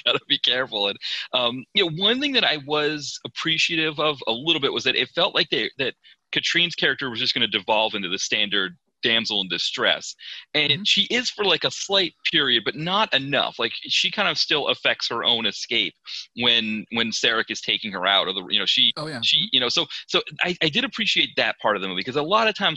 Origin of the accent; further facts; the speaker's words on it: Maine, United States; moved away as an adult; now in Philadelphia, United States; growing up in Maine